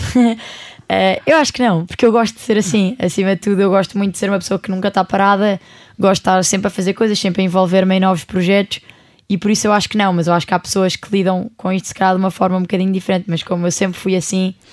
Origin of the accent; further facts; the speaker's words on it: Portugal; eu sou do outro lado do mundo, venho de Portugal